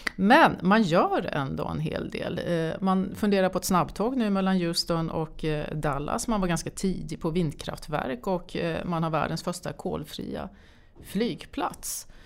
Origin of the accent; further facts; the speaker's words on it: Sweden; som svensk